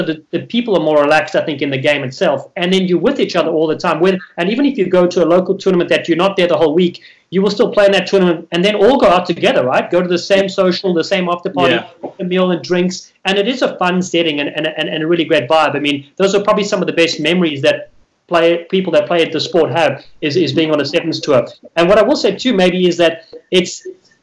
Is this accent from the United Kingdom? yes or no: no; South Africa; moved away as an adult; now in United States; I'm from South Africa.